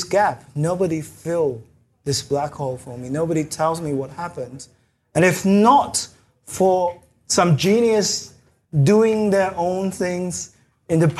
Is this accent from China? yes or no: yes; China; moved away; I grew up in China